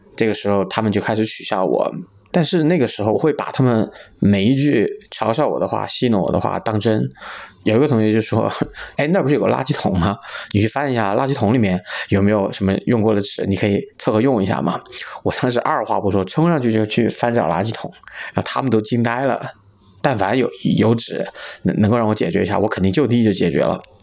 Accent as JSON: {"language": "Chinese", "town": "Chengdu", "region": "Sichuan", "country": "China", "tie": "born or raised there", "said": "今年三十五岁，是一个土生土长的成都人"}